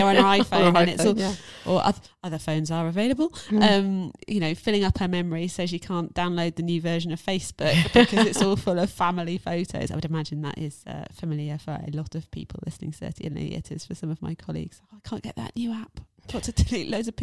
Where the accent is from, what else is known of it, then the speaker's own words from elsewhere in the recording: England, United Kingdom; I am English